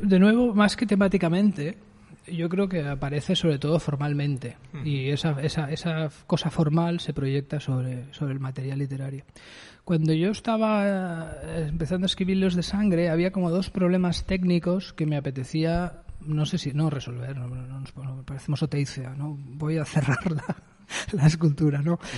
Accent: Barcelona, Catalonia, Spain; also born or lived in Eixample, Barcelona; Yo soy de Sans y he pasado toda mi vida hasta los 28 en Sans Las Corus

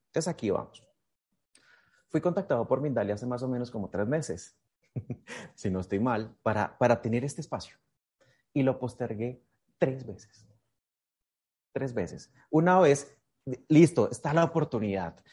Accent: Miraflores, Boyacá, Colombia; yo soy de Colombia, nací en Miraflores, Boyacá

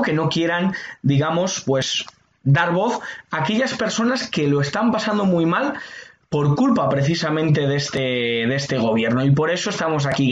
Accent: Spain; la inmensa mayoría de los españoles estamos de acuerdo

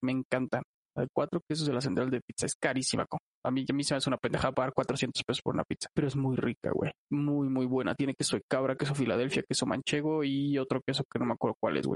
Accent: Chilango, Mexico City, Mexico; somos chilangos

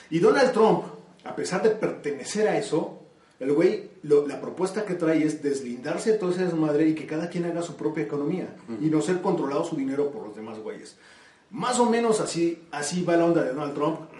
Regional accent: Mexico; yo ya no vuelvo a viajar ahí como mexicano que soy.

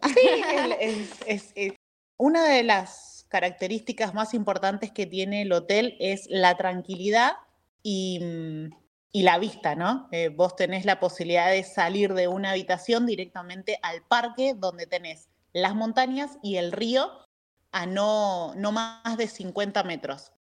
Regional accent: Buenos Aires, Argentina; moved away as an adult; now in San Rafael, Argentina; soy de Buenos Aires, pero ya radicada acá en San Rafael hace más de 17 años.

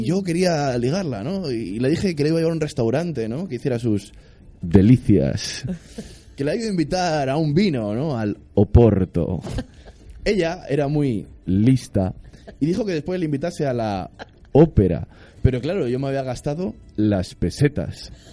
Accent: Madrid, Community of Madrid, Spain; soy de Madrid de toda la vida

